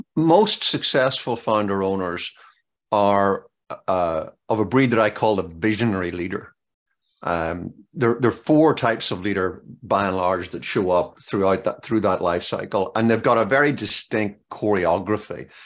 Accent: Northern Ireland, United Kingdom; now in Maryland, United States; growing up in Northern Ireland

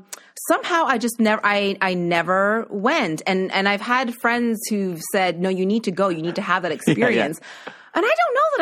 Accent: Nova Scotia, Canada; moved away as an adult; now in Toronto, Canada; I grew up in Nova Scotia and there wasn't a Mandarin there.

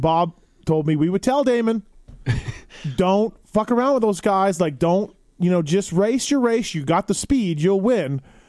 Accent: Canada; me being Canadian

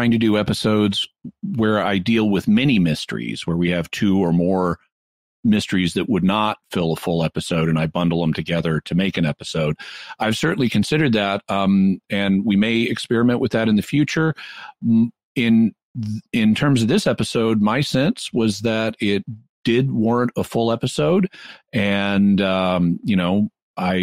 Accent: Arkansas, United States; also born or lived in Texas; In my home state, there is a town, Arkansas, where I grew up.

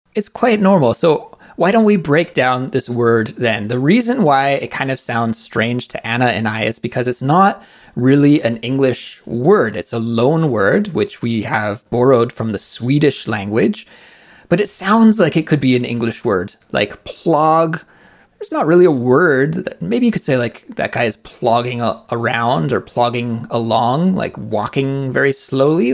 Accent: near Vancouver, British Columbia, Canada; Vancouver, which is very close to my hometown in Canada

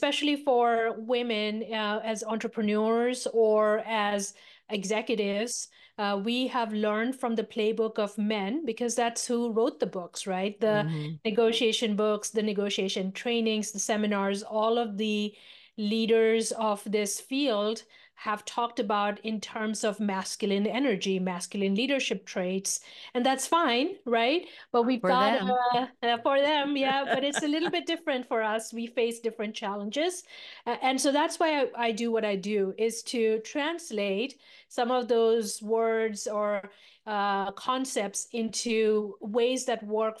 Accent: India; moved away; So I am a immigrant from India, a small remote village in the foothills of the Himalayas.

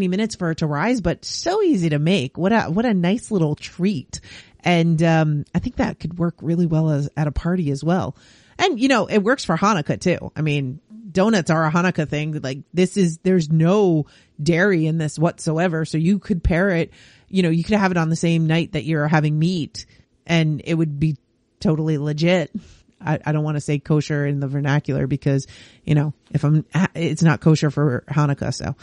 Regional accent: New York, United States; now in Canada; Growing up in New York

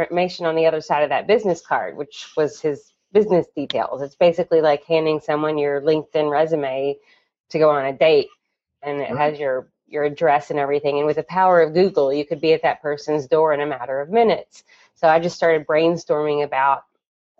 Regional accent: Kentucky, United States; moved away as an adult; now in New York City, United States; I'm from Kentucky, and 18 years ago, I tossed up my hat and left architecture school to move to New York City

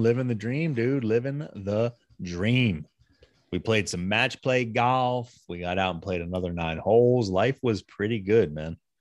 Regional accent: United States; as an American

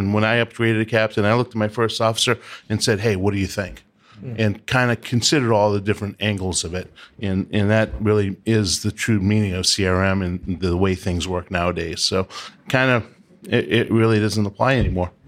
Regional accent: Boston, Massachusetts, United States; I'm from Boston

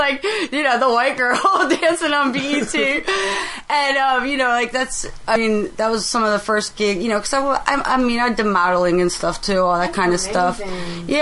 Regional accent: Pennsylvania, United States; I'm from Pennsylvania

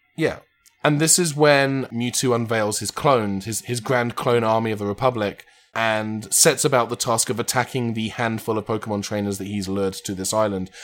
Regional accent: United Kingdom; also born or lived in Los Angeles; There was one in my hometown

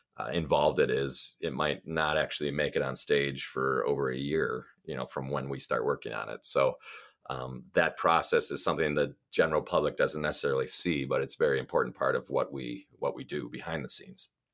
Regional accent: Milwaukee, Wisconsin, United States; also born or lived in Stevens Point, Wisconsin / Baraboo, Wisconsin; now in Lake Geneva, United States; I grew up in Milwaukee, Wisconsin

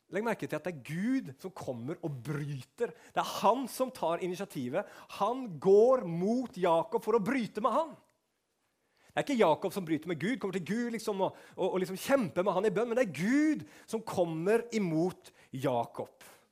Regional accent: Norway; som nordmann som har vokst opp med eventyr og sånn

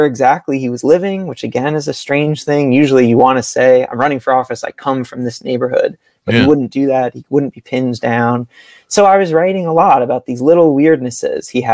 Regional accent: New York City, New York, United States; I grew up in Brooklyn, born and raised, still live here

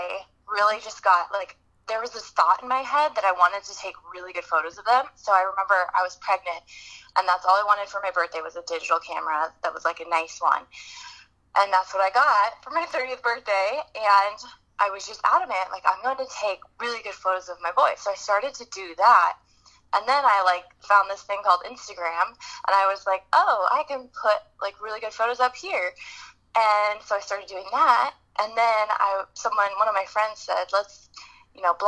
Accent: the Bay Area, California, United States; now in San Diego, United States; I'm originally from the Bay Area, so I'm a California girl at heart

